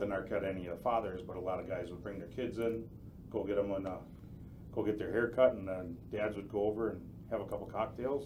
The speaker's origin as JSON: {"language": "English", "town": "Port Washington", "region": "Wisconsin", "country": "United States", "tie": "born or raised there", "moved": "as an adult", "lives_now": "Campbellsport, United States", "said": "Born and raised in Port Washington."}